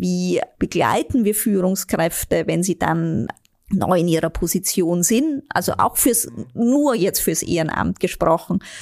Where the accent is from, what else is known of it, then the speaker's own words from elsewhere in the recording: Vienna, Austria; moved away as an adult; now in Germany; Ich bin eine echte, waschechte Wienerin.